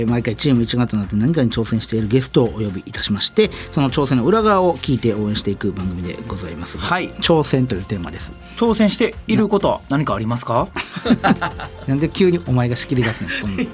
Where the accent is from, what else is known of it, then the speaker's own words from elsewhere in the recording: Kyoto, Japan; 地元京都